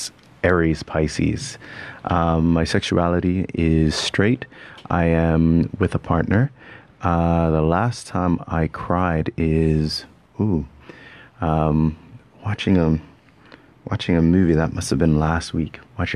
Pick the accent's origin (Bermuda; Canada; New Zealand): Bermuda; accent: part Canadian, part Bermudian; I come from Bermuda. And for those who are listening, my accent's all over the place. It's part Canadian, part Bermudian, part all sorts of stuff.